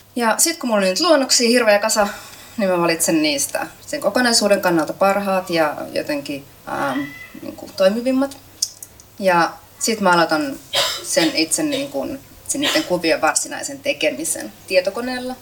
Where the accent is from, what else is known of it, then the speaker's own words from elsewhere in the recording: Kaarina, Southwest Finland, Finland; mä oon itse kotoisin Kaarnasta, Turun vierestä